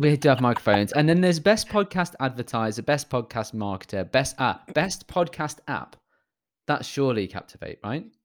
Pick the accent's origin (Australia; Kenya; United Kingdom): United Kingdom; I'm British